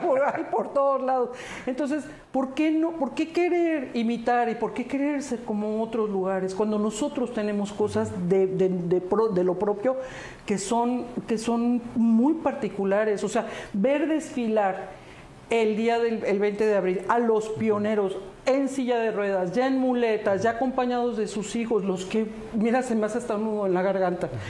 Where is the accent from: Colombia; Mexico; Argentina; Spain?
Mexico; Cancún, Quintana Roo; also born or lived in Brussels; yo soy nacida en, el extranjero, en Bruselas mi papá era italiano, mi mamá era mexicana, mi abuelita era boliviana, tengo así un poquito de todo. Pero aparte crecí en Cancún